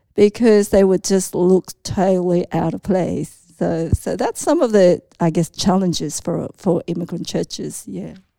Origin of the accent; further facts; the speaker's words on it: Australia; also born or lived in Hong Kong; I am one point five gen Chinese immigrant. That means, um, I was, like, raised in Australia, so I came from Hong Kong